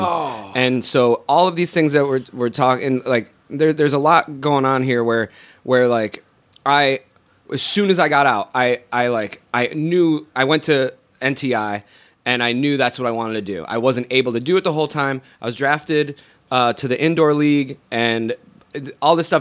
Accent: Syracuse, New York, United States; moved away as an adult; also born or lived in Scotland; now in Los Angeles, United States; I grew up in Syracuse, New York.

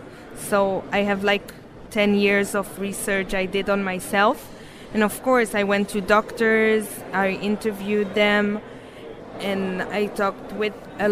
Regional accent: Jerusalem, Jerusalem District, Israel; I'm from Jerusalem

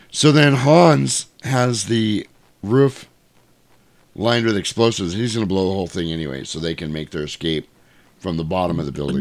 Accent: United States; we are the American people

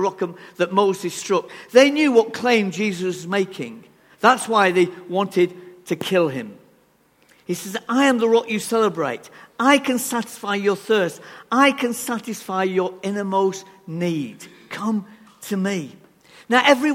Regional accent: England, United Kingdom; We are so reserved, aren't we, as English people

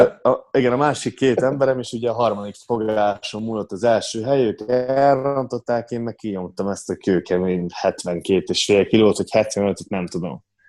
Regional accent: Ózd, Borsod-Abaúj-Zemplén, Hungary; én Ozdról származok, Ozdon születtem, ott is nőttem fel

